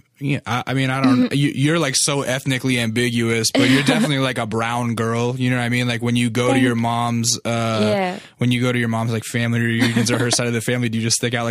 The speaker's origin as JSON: {"language": "English", "region": "Alaska", "country": "United States", "moved": "yes", "said": "Did you know I'm from Alaska?"}